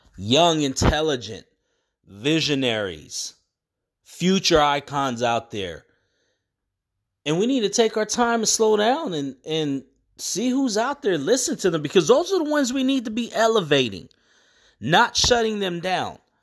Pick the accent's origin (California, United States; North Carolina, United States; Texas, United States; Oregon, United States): California, United States; San Bernardino; moved away; also born or lived in Sacramento, California; I was raised in San Bernardino